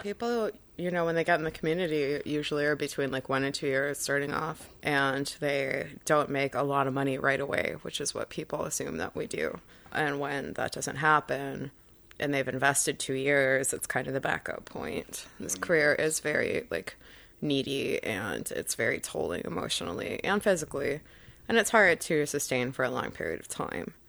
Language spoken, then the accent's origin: English; Chicago, Illinois, United States; born or raised there